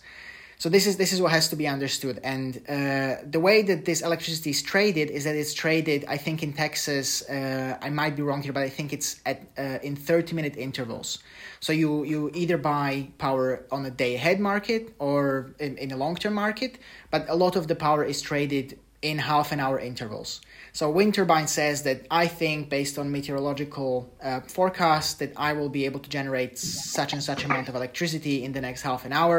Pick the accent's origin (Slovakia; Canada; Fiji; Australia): Slovakia; I come from Slovakia